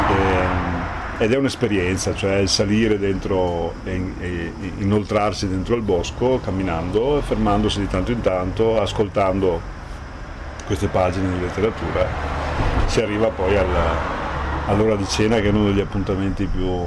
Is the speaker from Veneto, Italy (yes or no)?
yes; Treviso, Veneto, Italy; io sono trevigiano ma della sinistra piave, sono, ci sono delle sfumature che sembrano sembrano sonature ma sono cose poi di sostanza